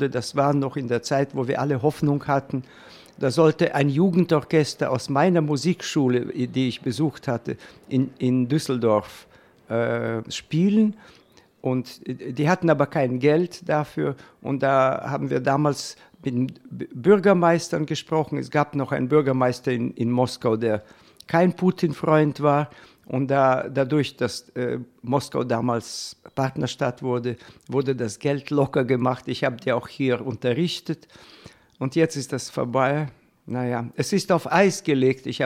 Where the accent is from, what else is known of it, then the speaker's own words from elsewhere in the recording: Chernivtsi, Chernivtsi Oblast, Ukraine; German is a second language; Äh, meine Heimatstadt liegt ganz an der Grenze der Ukra westlichen Grenze der Ukraine, äh, neben, der, äh, neben Rumänien und Moldawien.